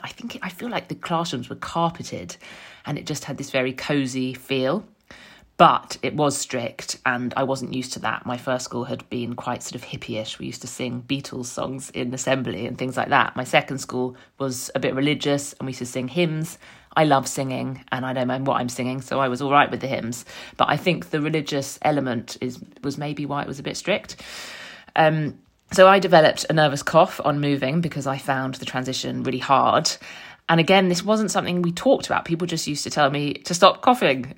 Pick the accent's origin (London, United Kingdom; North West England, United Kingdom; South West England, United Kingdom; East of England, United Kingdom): London, United Kingdom; moved away as an adult; now in Frome, United Kingdom; I grew up in North London, raised by my mum and dad